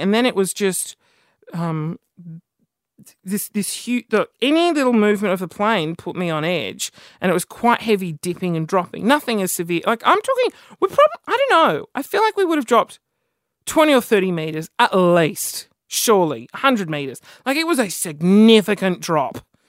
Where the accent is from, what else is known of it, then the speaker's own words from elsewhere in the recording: Australia; I'm Aussie